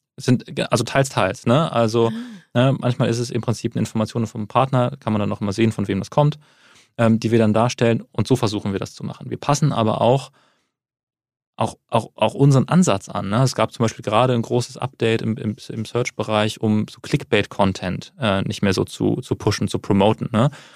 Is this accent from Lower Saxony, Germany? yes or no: no; Wuppertal, North Rhine-Westphalia, Germany; Ich komme aus Wuppertal